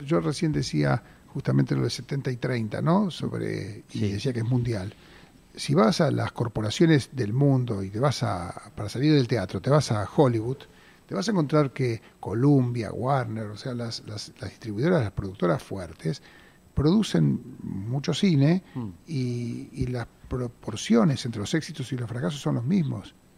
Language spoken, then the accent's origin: Spanish; Buenos Aires, Argentina; Yo de hecho nací en Mataderos, en esa, en esa casa